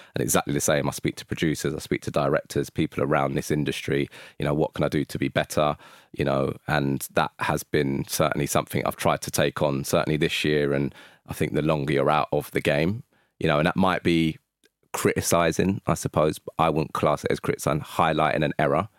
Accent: London, United Kingdom; I'm from North London

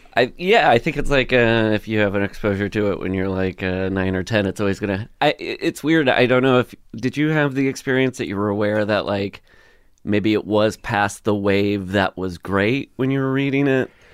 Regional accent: Le Mars, Iowa, United States; moved away as an adult; now in Los Angeles, United States; I grew up in Iowa, Northwest Iowa, this town called, uh, Lamar's

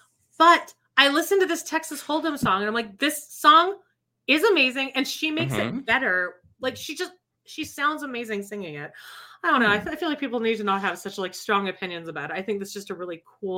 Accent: Calgary, Alberta, Canada; I'm from Calgary. It's like a cowboy town.

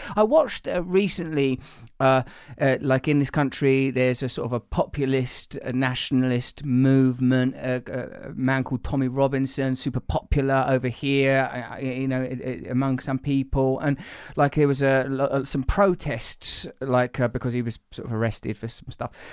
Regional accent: England, United Kingdom; I'm English, we're all from comparable blue collar or working class backgrounds

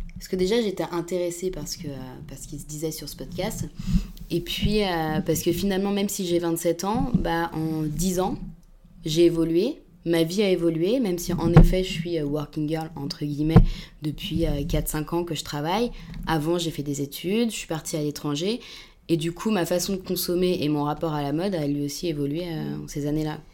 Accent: Paris suburbs, Île-de-France, France; je viens de banlieue, je viens pas de, de Paris. Euh, intramuros

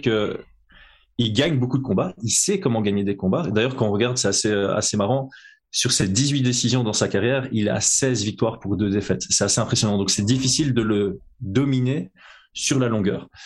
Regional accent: Belgium; je suis belge

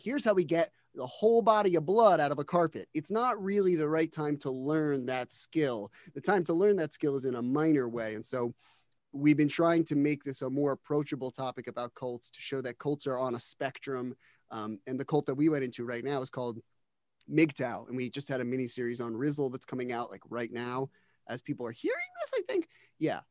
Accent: New Jersey, United States; I'm from New Jersey. Um, I grew up in the shadow of the New York stand-up scene

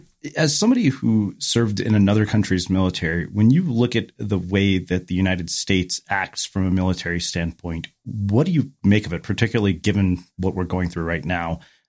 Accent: India; I'm Indian, man. You don't have to tell me that.

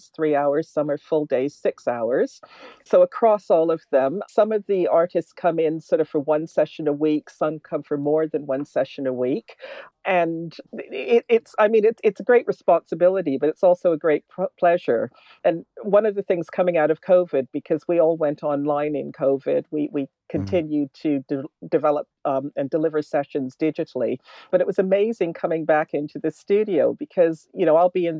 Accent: Canada; moved away as an adult; now in London, United Kingdom; I was born in London, actually, and then my family moved to Canada when we were little, and I came back about 30 years ago.

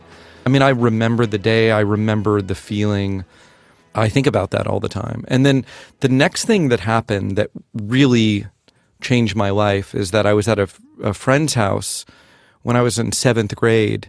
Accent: northern rural Florida, United States; now in San Francisco, United States; I grew up in Florida. In northern rural Florida, like Gainesville and Williston, Suwannee River, Jacksonville

